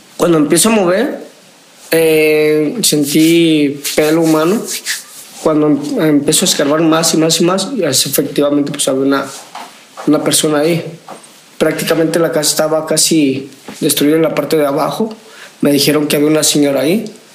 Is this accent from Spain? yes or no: no; Guadalajara, Jalisco, Mexico; Vengo de Guadalajara, Jalisco